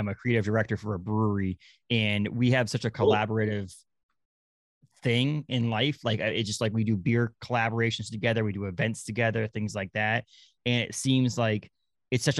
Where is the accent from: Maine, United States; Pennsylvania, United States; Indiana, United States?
Maine, United States; I grew up in Maine